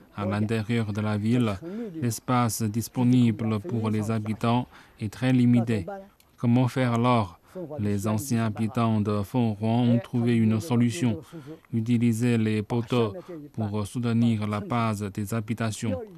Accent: Chenzhou, Hunan, China; now in Zhangjiajie, China; Je suis de la province du Hunan, mais je viens de Chenzhou

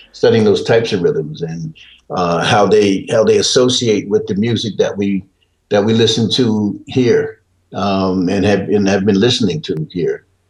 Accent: Peekskill, New York, United States; also born or lived in Portsmouth, Virginia; I was raised in I was raised in New York, raised in Peekskill

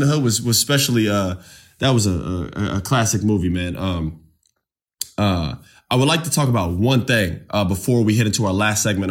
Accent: Winter Park, Florida, United States; I'm from Winter Park

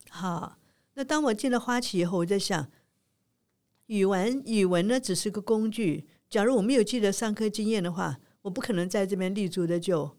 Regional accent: Changzhou, Jiangsu, China; now in Taiwan; 我生在江苏常州

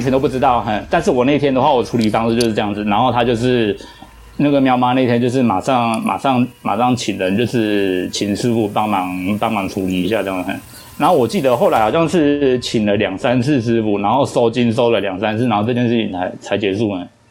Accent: Taiwan; 我们台湾人有一种民，民间习俗

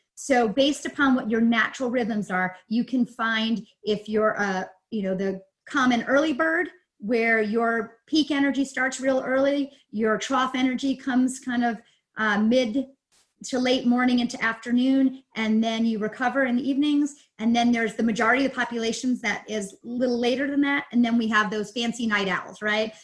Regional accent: New York, United States; moved away as an adult; also born or lived in Pennsylvania; now in Denver area, Colorado, United States; I am actually originally from New York. And so East Coast girl and went to school upstate New York

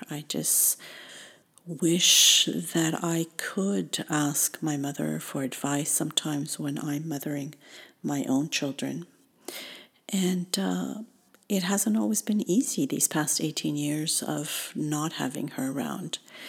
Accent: Tunisia; born there; I was born in Tunisia in North Africa, small country sandwiched between Algeria and Libya.

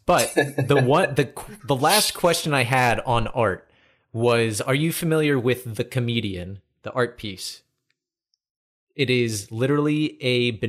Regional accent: United States; I'm not considered a German, even though my heritage is German. I'm American.

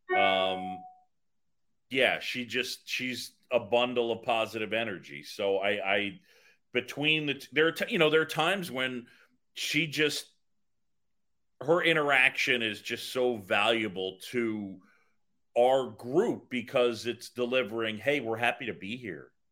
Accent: New York City, New York, United States; also born or lived in Philadelphia; I grew up in New York City after moving from Philadelphia, and I moved to this little area. It's right in the middle of, right in the middle of the city called Roosevelt Island

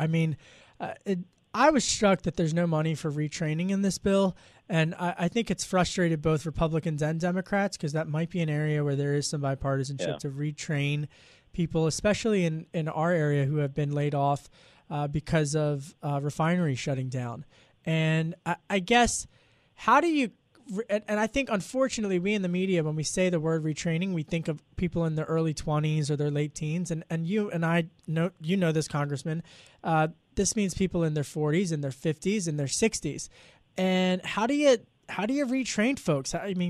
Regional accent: Pennsylvania, United States; President Biden said it to Delco, my hometown, next Tuesday.

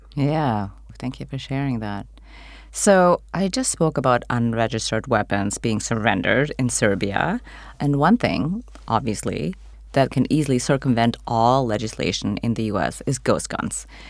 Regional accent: United States; as an American

